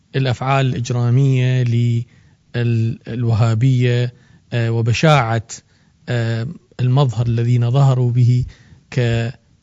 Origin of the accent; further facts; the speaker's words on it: Iraq; بلدنا العراق